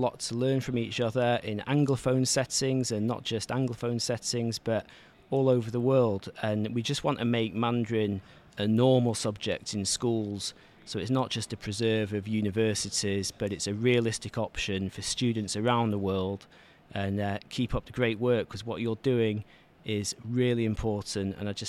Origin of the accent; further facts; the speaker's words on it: Manchester, North West England, United Kingdom; Hi, Jared. … I'm from Manchester, and I coordinate the Swire Chinese Language Center there.